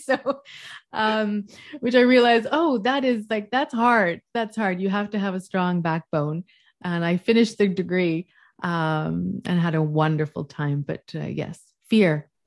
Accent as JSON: {"language": "English", "region": "West Coast", "country": "Canada", "moved": "yes", "lives_now": "Montreal, Canada", "said": "I'm from the West Coast, but I live in the East Coast"}